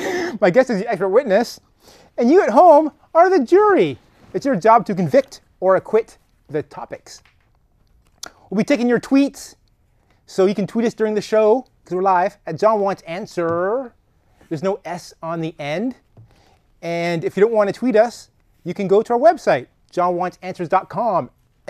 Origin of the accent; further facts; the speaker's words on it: Canada; accent: Scandinavian; I was born and raised in Canada